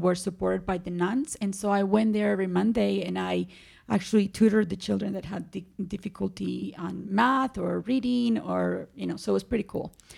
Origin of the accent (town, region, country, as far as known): Medellín, Antioquia, Colombia; born or raised there; English is a second language; moved away as an adult; also born or lived in Cartagena, Colombia; now in United States